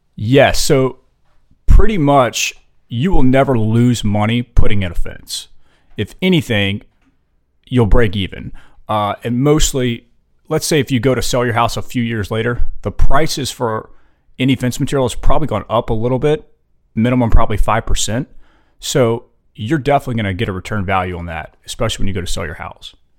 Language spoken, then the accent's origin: English; Louisiana, United States; moved away as an adult; now in Fort Mill, United States; we're originally from Louisiana